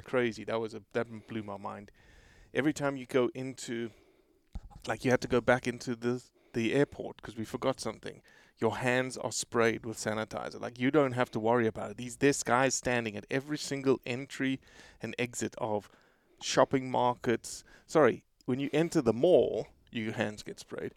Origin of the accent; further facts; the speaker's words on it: South Africa; moved away; I'm South African